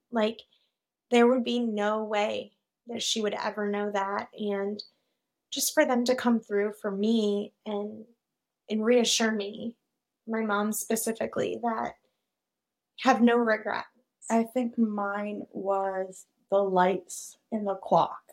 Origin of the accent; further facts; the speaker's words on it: Rochester, New York, United States; now in Savannah, Missouri, United States; we live in Savannah, Missouri, but we're originally from Rochester, New York.